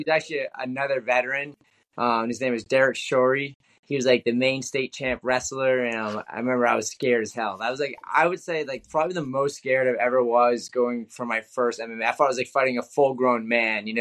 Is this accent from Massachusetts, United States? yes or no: yes; Freetown, Massachusetts, United States; I grew up in this town called Freetown, like 45 minutes south of the city.